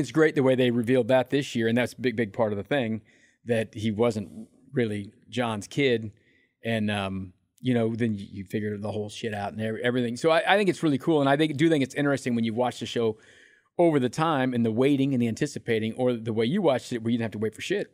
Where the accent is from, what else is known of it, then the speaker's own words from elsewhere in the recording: Independence, United States; I'm from Independence.